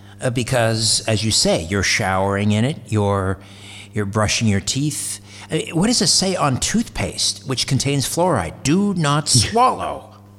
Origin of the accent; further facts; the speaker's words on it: Brantford, Ontario, Canada; just west of Brantford, my hometown in Ontario